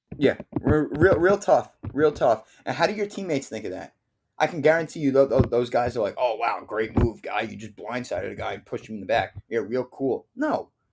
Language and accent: English; New Jersey, United States; I'm from North Jersey